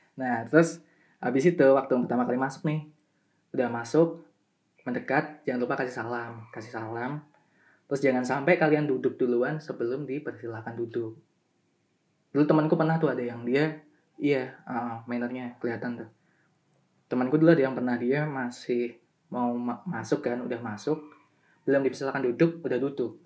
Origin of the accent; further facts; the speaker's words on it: Semarang, Central Java, Indonesia; asal aku kan dari Semarang juga jadi aku milih buat di kantor Semarang